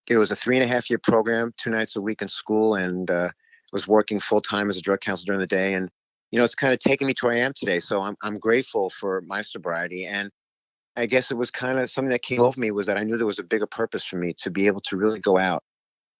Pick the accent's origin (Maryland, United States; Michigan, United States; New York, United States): New York, United States; New York City; moved away as an adult; also born or lived in Houston, Texas; I grew up in Jamaica, Queens, here in New York City